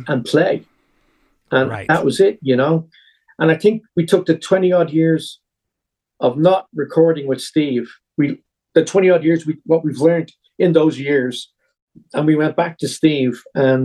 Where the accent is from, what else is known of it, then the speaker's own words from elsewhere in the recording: Dublin, Leinster, Ireland; moved away; also born or lived in Los Angeles; I was born in a British Army barracks in Dublin, the last British Army barracks that was ever there.